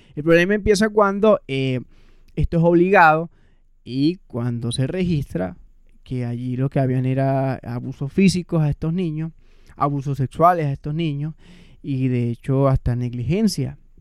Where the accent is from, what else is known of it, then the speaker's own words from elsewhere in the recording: Venezuela; moved away; also born or lived in Caracas; nosotros como venezolanos